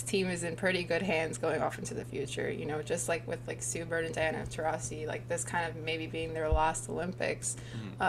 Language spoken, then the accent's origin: English; Toronto, Ontario, Canada; we're both from Toronto